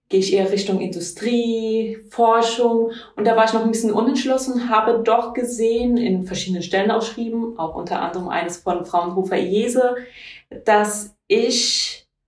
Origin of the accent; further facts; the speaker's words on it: Kaiserslautern, Rhineland-Palatinate, Germany; Ich bin ja hier in Kaiserslautern geboren, aufgewachsen, habe hier auch die Schule absolviert